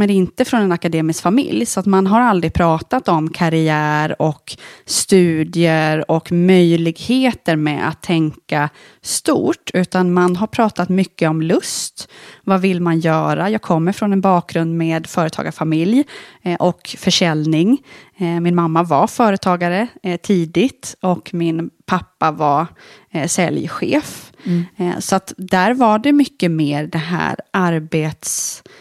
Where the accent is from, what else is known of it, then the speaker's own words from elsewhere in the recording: Mora, Dalarna County, Sweden; från en liten eh, stad i Dalarna, eh, Mora. Mm. Så verkligen uppvuxen i en småstad. I Vasaloppets eh, mecka.